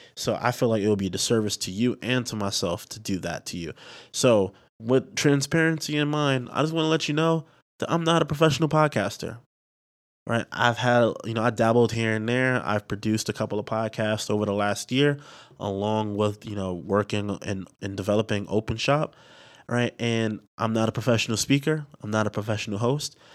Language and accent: English; New York City, New York, United States; also born or lived in Delaware; I am from the Bronx, New York, you know, from the Bronx borough, the best borough